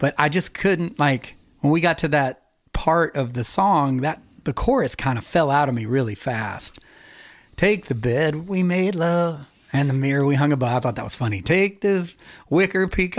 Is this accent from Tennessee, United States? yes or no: yes; Knoxville, Tennessee, United States; also born or lived in Sevierville, Tennessee; we moved to from Sevierville into Knoxville